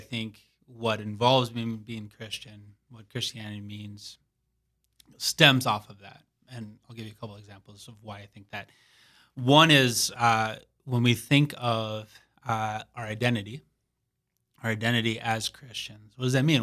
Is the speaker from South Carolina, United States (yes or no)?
no; Saint Paul, Minnesota, United States; moved away as an adult; now in Sioux Falls, United States; I am originally from Saint Paul, Minnesota